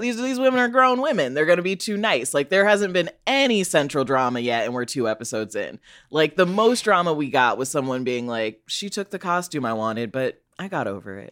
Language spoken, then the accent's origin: English; Chicago, Illinois, United States; I'm also from Illinois